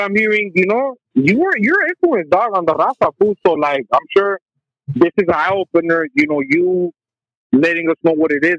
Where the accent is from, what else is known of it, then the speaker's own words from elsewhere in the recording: Dallas, Texas, United States; I'm from Dallas, Texas